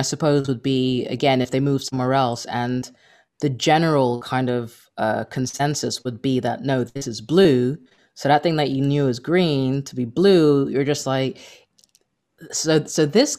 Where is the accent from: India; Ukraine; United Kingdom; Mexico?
United Kingdom; because when I go over there, like, like being British, I'll be like, oh, that's terrific.